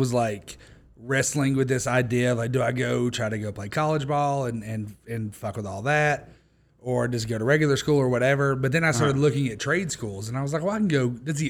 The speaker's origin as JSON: {"language": "English", "town": "Harriman", "region": "Tennessee", "country": "United States", "tie": "born or raised there", "said": "In Harriman, Tennessee. So a town of like 2,000 people near Knoxville, that area."}